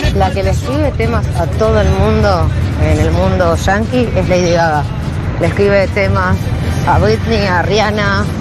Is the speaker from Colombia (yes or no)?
yes; Colombia